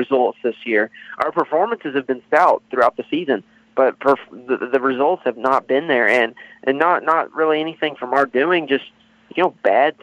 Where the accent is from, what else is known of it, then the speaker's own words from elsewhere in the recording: Louisville, Kentucky, United States; I'm from Louisville, Kentucky, born and raised here, still live here.